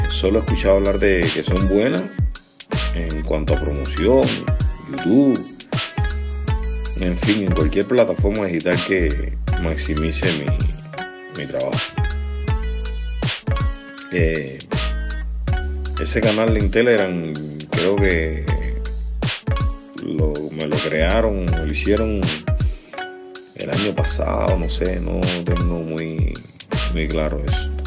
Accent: Cuba; born there; ¿por qué siempre tiene que ser en La Habana todo si yo no nací en La Habana?

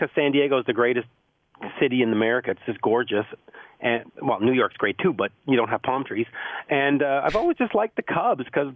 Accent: Canada; I'm Canadian

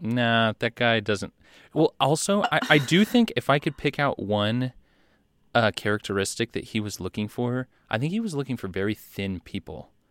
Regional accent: United States; as an American

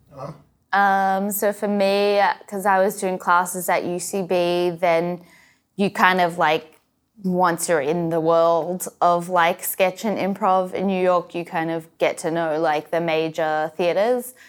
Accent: Australia; moved away; I grew up in Australia

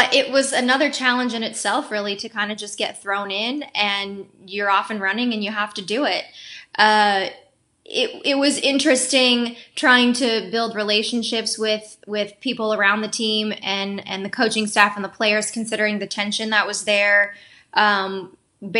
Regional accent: Denver, Colorado, United States; moved away as an adult; also born or lived in Los Angeles, California / Tucson, Arizona; now in St. Louis, United States; I grew up in Denver, but I moved to Los Angeles to finish college out there.

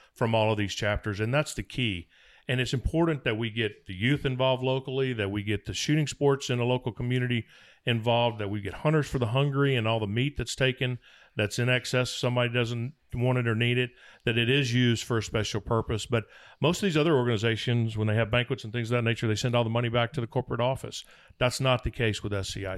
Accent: Mississippi, United States; where I was raised in Mississippi

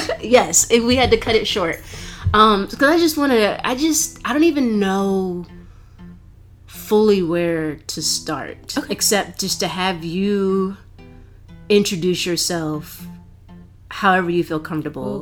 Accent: Baltimore, Maryland, United States; I grew up in Baltimore. I grew up in a black neighborhood

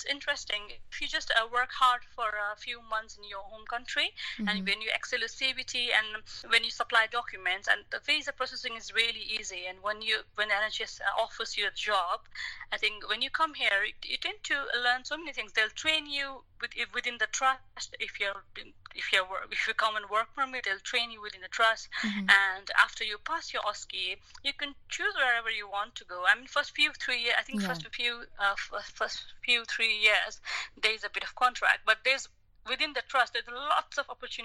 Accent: Nepal; moved away as an adult; now in London, United Kingdom; my home country in Nepal

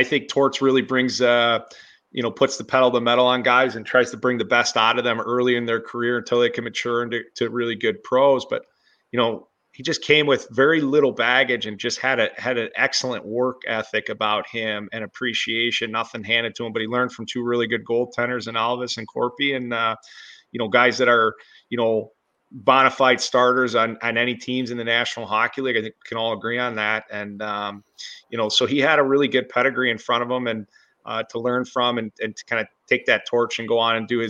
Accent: Buffalo, New York, United States; I'm from Buffalo like you, and we're passionate about Buffalo sports

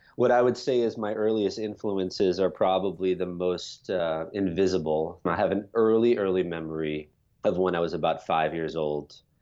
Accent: New York, United States; I grew up in New York. As a child, I was living in the suburbs

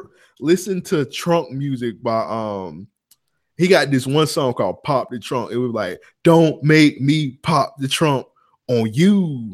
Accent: Southern United States, United States; Oh, I'm from the South. I got something to say. Niggas hating on me because I'm from the South.

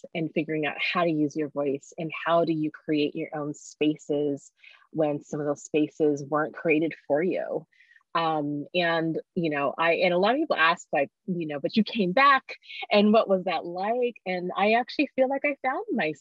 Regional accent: Eugene, Oregon, United States; also born or lived in Zambia; I actually was born in Zambia, moved here. But really all I've ever known is Eugene in terms of like my growing foundation

